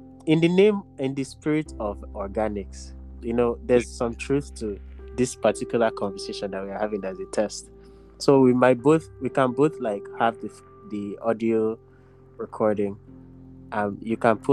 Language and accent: English; Nigeria; as Nigerian men